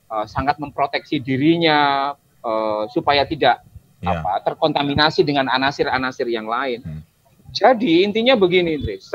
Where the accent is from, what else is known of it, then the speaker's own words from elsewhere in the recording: Java, Indonesia; Uh, aku Jawa. Ketika aku misalkan aku Jawa Islam